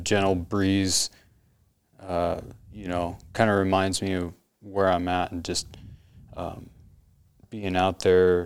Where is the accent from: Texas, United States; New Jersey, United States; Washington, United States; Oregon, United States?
Oregon, United States; Portland; also born or lived in North Carolina / Montana; now in New Mexico, United States; I grew up in Portland, Oregon, but I've lived all over North Carolina, Montana